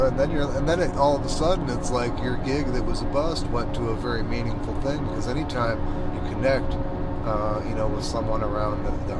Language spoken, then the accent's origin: English; South Bend, Indiana, United States; growing up in South Bend, yeah